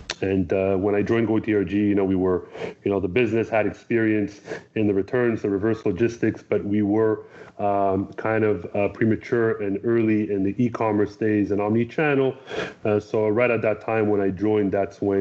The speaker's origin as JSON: {"language": "English", "country": "Canada", "tie": "born or raised there", "said": "I grew up in Canada."}